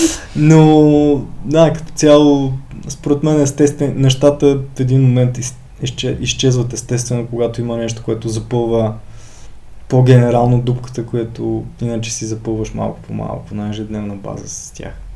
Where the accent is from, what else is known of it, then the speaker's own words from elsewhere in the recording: Ruse, Ruse Province, Bulgaria; moved away as an adult; now in Sofia, Bulgaria; от както се родих до 2003 година, живях в Русе, 2003 се преместих да уча в Софийския университет